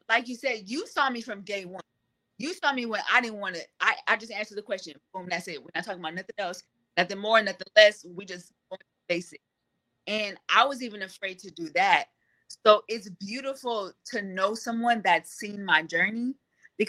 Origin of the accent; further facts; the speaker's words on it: California, United States; I'm from California and it's hot out here.